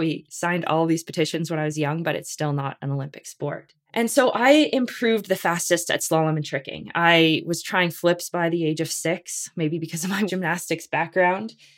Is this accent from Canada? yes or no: yes; Canada; we're Canadian